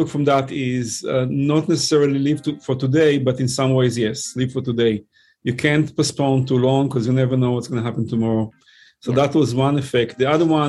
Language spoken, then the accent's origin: English; Israel; English is a second language; moved away as an adult; also born or lived in New York, United States; now in North Carolina, United States; I was born and raised in Israel, served in the Navy over there.